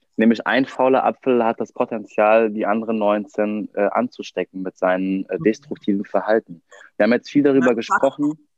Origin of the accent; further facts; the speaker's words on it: Germany; wir als Deutsche